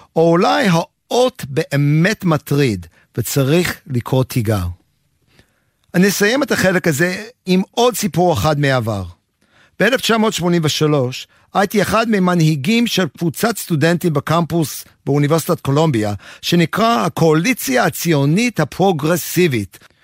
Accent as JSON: {"language": "Hebrew", "town": "Aliquippa", "region": "Pennsylvania", "country": "United States", "tie": "born or raised there", "also_born_or_lived": "New York / Jerusalem", "first_language": "English", "second_language": "Hebrew", "moved": "as an adult", "lives_now": "Beersheba, Israel", "said": "גדלתי בארצות הברית, בעיירה קטנה ממעמד הפועלים בשם קוויפה, הלקוויפה נמצאת במערב פנסילבניה"}